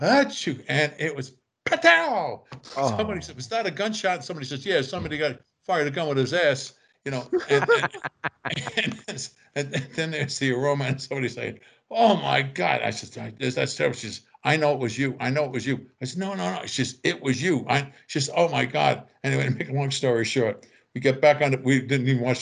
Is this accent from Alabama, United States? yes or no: no; New York, United States; We're from New York